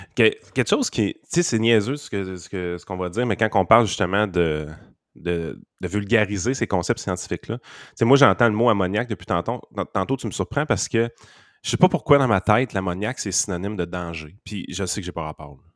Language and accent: French; Quebec, Canada; je sais qu'on est Québécois, et qu'on n'est pas Canadien